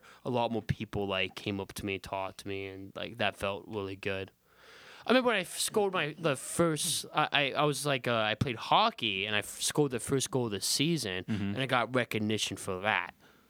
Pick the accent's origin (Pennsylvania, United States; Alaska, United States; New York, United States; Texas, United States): Alaska, United States; moved away; Like, you gotta remember I'm from Alaska.